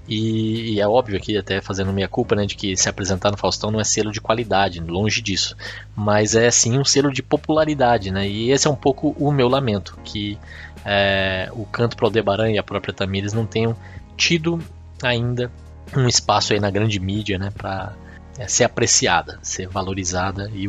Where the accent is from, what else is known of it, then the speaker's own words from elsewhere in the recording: Mato Grosso do Sul, Brazil; also born or lived in São Paulo; Porque eu, apesar de paulistano de nascença, cresci e me criei no Mato Grosso do Sul.